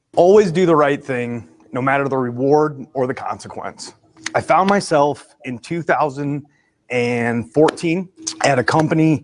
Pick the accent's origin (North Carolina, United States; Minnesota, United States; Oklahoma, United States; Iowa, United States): Iowa, United States; moved away; I'm originally from Iowa.